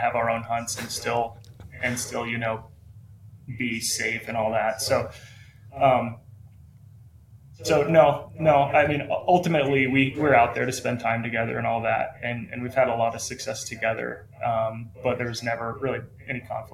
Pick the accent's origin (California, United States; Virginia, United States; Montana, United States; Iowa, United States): Montana, United States; Missoula; So I'm from Missoula. That's where I live, Missoula, Montana. Born and raised my whole life